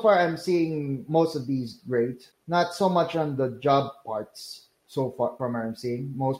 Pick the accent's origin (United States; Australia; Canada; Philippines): Philippines; I'm from the Philippines.